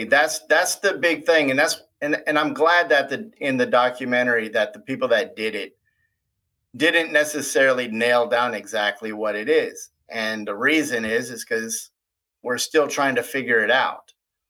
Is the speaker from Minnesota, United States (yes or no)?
yes; Minnesota, United States; now in Ozark, United States; I'm originally from Minnesota.